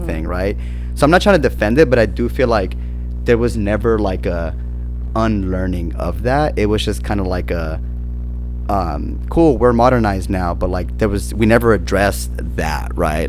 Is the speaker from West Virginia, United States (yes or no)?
no; San Bernardino, California, United States; So I'm from San Bernardino, which is like not the greatest of areas